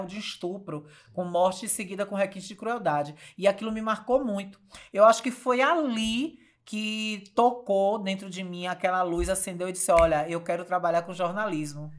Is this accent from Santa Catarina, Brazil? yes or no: no; Riachão do Jacuípe, Bahia, Brazil; also born or lived in Feira de Santana; onde eu vivi toda a minha adolescência e a minha infância